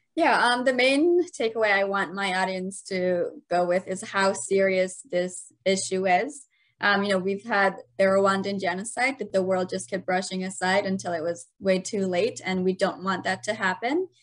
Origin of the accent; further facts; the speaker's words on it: Afghanistan; now in United States; growing up in Afghanistan, our justice system was really non-existent